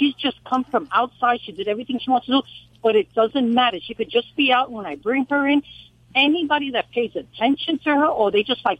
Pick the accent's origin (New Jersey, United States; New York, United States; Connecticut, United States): New York, United States; accent: New York; moved away as an adult; now in Cambridge, Ohio, United States; My accent's from New York. Yeah. I was raised in New York, but now I've been here about 3 years.